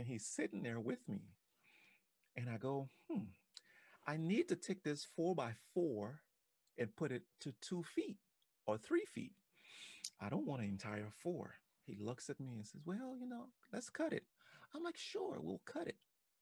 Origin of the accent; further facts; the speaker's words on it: Liberia; now in United States; I remember growing up in Africa, in Liberia